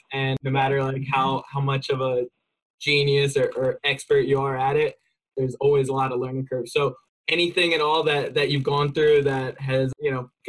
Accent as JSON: {"language": "English", "region": "California", "country": "United States", "said": "And then thinking that I'm from California, so I probably have a bunch of money."}